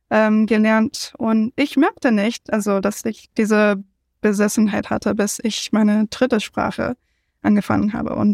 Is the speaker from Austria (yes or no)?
no; United States; German is a second language; ich bin …, ich komme aus den USA, wo viele Leute eigentlich einsprachig sind, aber nicht ich